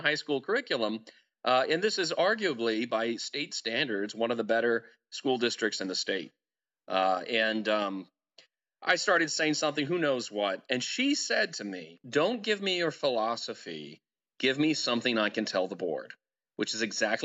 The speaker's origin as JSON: {"language": "English", "town": "Denton", "region": "Texas", "country": "United States", "tie": "born or raised there", "said": "my hometown at Denton"}